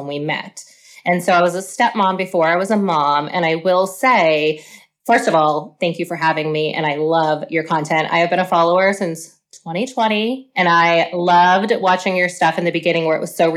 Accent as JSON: {"language": "English", "region": "Pennsylvania", "country": "United States", "moved": "as an adult", "lives_now": "Oklahoma, United States", "said": "I'm originally from Pennsylvania and I moved here for work, met my husband, got married, had kids"}